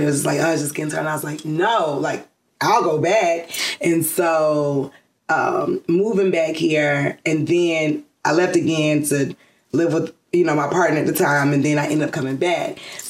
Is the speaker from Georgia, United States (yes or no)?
yes; College Park, Georgia, United States; I am from here, College Park, Georgia, born and raised.